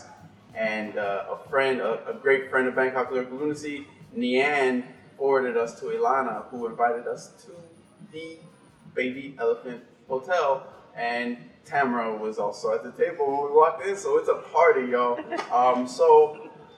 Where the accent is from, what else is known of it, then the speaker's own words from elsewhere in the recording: Miami, Florida, United States; moved away; I'm from Miami myself